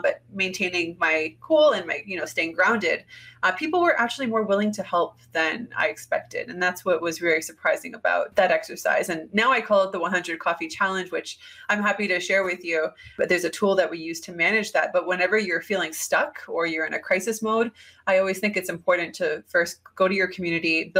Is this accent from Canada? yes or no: yes; Canada; moved away as an adult; I'm Canadian